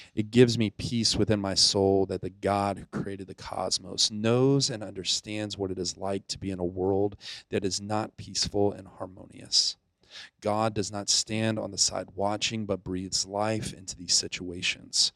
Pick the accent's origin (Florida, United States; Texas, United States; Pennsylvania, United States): Florida, United States; Pensacola; moved away; also born or lived in Naples, Italy; I grew up in Pensacola, Florida. I was technically I was born in Naples, Italy